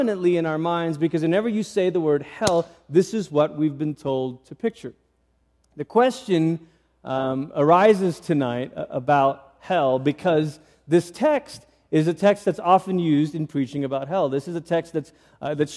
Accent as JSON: {"language": "English", "country": "Malaysia", "tie": "born or raised there", "said": "I grew up in Malaysia"}